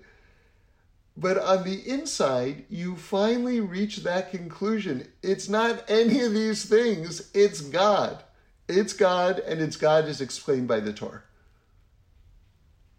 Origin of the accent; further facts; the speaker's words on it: New York City, New York, United States; I grew up in New York City, which is, you know, a pretty wild place to grow up